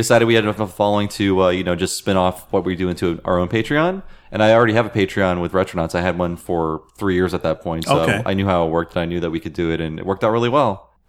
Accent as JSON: {"language": "English", "region": "Ohio", "country": "United States", "tie": "born or raised there", "said": "I grew up in Ohio"}